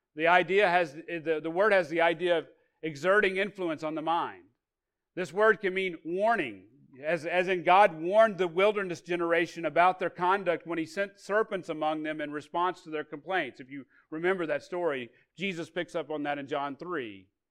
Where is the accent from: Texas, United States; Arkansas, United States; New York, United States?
Arkansas, United States; I grew up in Arkansas